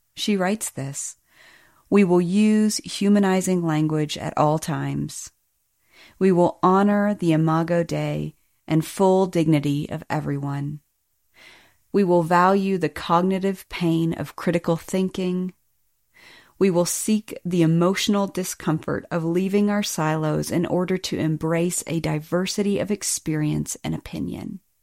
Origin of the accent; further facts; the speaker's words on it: Birmingham, Alabama, United States; also born or lived in East Tennessee; I grew up in Birmingham, Alabama, and East Tennessee